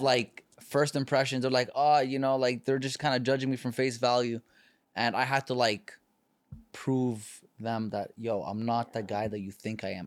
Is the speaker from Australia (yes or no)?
no; Canada; moved away as an adult; now in California, United States; I come from Canada